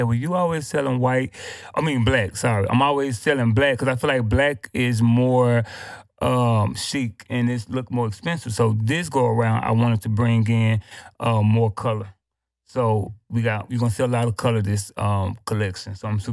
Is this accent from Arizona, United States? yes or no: no; Little Rock, Arkansas, United States; now in Houston, United States; I'm from Arkansas